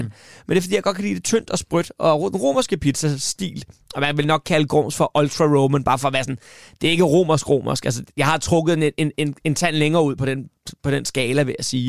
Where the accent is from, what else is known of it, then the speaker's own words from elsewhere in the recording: Svaneke, Capital Region of Denmark, Denmark; moved away; i Svanike, hvor jeg kommer fra